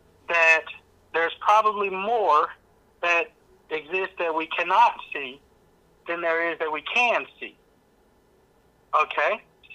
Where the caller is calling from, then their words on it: Shelbyville, Tennessee, United States; I'm calling from Shelbyville, Tennessee.